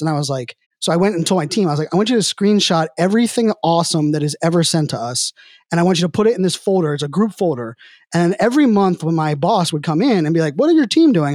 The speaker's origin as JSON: {"language": "English", "town": "Pittsburgh", "region": "Pennsylvania", "country": "United States", "said": "I'm from Pittsburgh"}